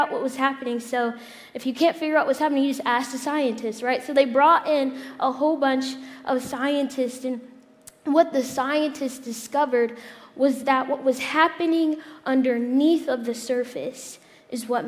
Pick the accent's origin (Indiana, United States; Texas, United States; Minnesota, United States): Indiana, United States; moved away; I'm from Indiana. So I went back home to Indiana a couple months ago